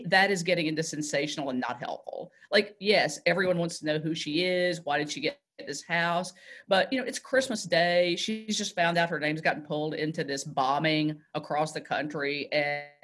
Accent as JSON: {"language": "English", "town": "Nashville", "region": "Tennessee", "country": "United States", "said": "we're from Nashville"}